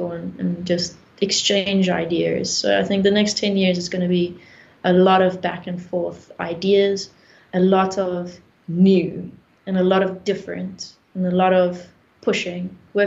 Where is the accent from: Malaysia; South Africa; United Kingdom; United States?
South Africa; I'm from South Africa